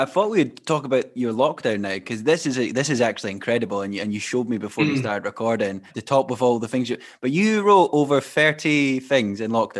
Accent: Fife, Scotland, United Kingdom; now in Edinburgh, United Kingdom; I'm from Fife. I'm in Edinburgh at the moment.

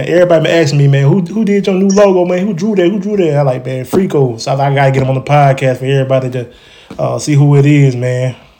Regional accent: Troy, Alabama, United States; now in New Orleans, United States; Troy, Alabama, right by. It's close to Montgomery.

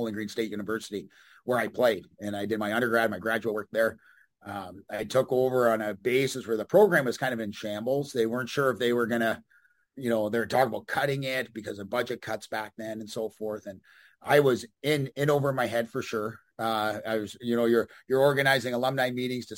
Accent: Canada; moved away as an adult; also born or lived in Amarillo, Texas / Bloomington; being a Canadian.

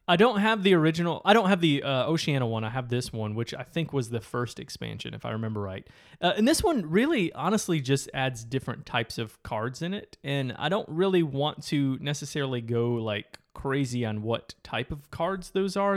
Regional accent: Michigan, United States; growing up in Michigan

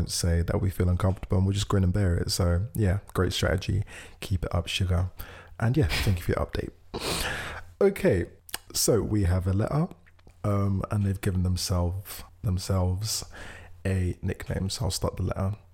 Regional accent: California, United States; He lives in New York. I'm from California.

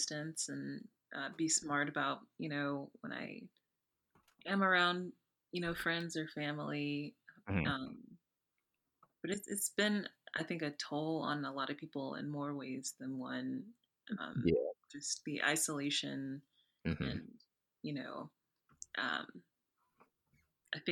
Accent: the South, United States; I'm from the South

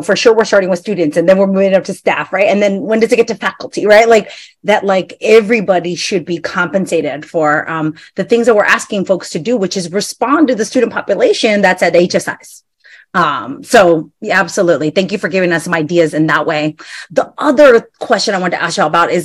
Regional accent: California, United States; moved away as an adult; now in Pennsylvania, United States; I'm from California. I spent all my life there

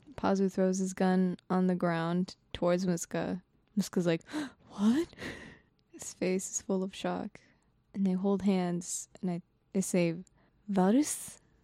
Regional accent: Japan; accent: Japanese; my Japanese accent

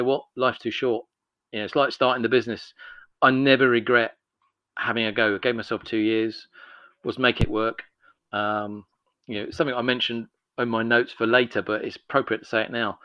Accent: Edmonton, London, United Kingdom; born or raised there

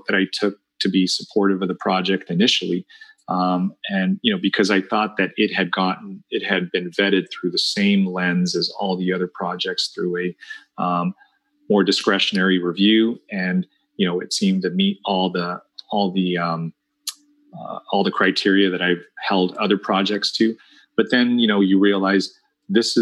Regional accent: Santa Ana, California, United States; also born or lived in La Paz, Bolivia; I grew up here in Santa Ana with the Red Devil fireworks stands that were all over town

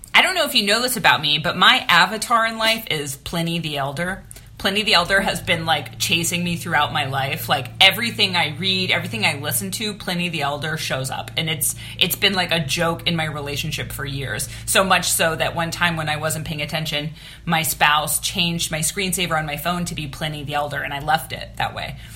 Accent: Pittsburgh, Pennsylvania, United States; also born or lived in Los Angeles, California; now in Burbank, United States; my hometown of Pittsburgh, Pennsylvania

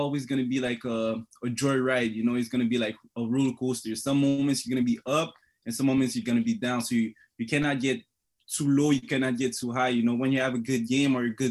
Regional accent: Montreal, Quebec, Canada; moved away as an adult; also born or lived in Congo / Thetford Mines, Quebec; now in Sault Ste. Marie, Canada; I came in Montreal when I was young, like maybe 3 years old.

